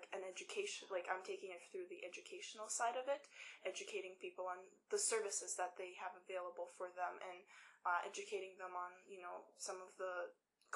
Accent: Ukraine; now in Calgary, Canada; I'm actually originally from Ukraine. I was born and raised there, and my family and I immigrated to Canada in 2005

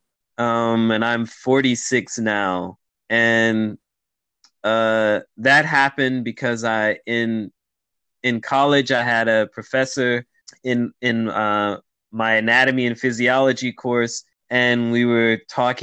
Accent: United States; I grew up in America

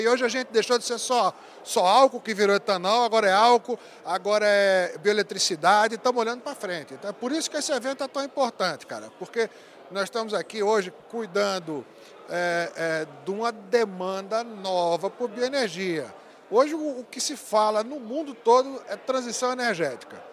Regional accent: Pernambuco, Brazil; moved away as an adult; also born or lived in Mato Grosso do Sul; sou pernambucano, você já adivinhou, né? Pelo nome e pelo sotaque

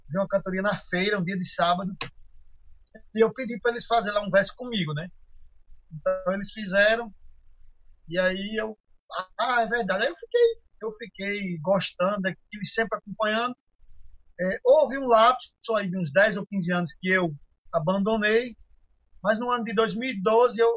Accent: Rio Grande do Norte, Brazil; Eu disse: Eu sou de Rio Grande do Norte, né?

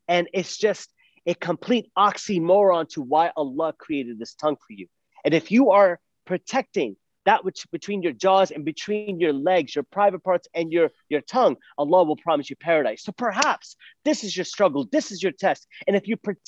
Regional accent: Phoenix, Arizona, United States; I'm from Phoenix, Arizona

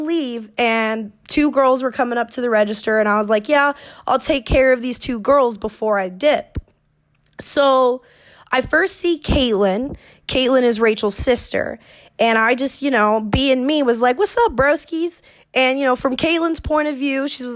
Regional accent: Orlando, Florida, United States; I was born and raised in Orlando, Florida

